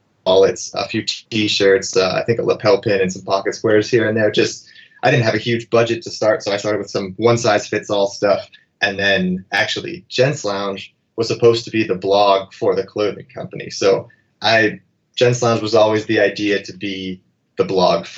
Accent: Erie, Pennsylvania, United States; moved away as an adult; also born or lived in Los Angeles / New York; a small town kid from Erie

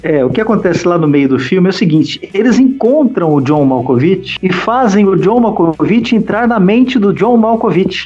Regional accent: São Paulo, Brazil; Eu morava em São Paulo. Eu nasci em São Paulo

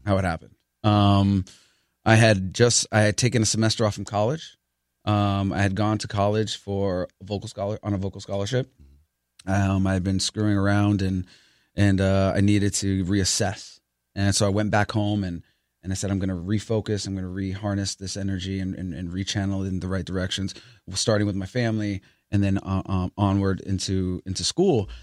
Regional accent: New York City, New York, United States; I grew up in the Bronx

